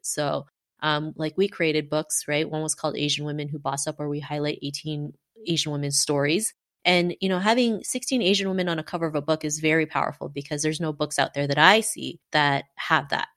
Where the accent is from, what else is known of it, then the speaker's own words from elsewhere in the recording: Canada; growing up in Canada in the nineties